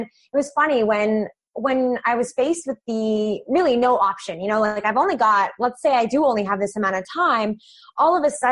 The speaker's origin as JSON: {"language": "English", "area": "Vancouver Island", "region": "British Columbia", "country": "Canada", "tie": "born or raised there", "also_born_or_lived": "Fort McMurray, Alberta", "moved": "as an adult", "lives_now": "Vancouver, Canada", "said": "I'm originally from Vancouver Island, which is about 2 hours away by boat. And so I spent my childhood coming to Vancouver"}